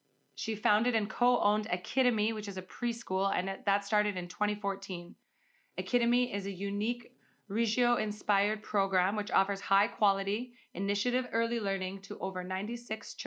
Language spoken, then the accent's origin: English; Calgary, Alberta, Canada; my hometown, Calgary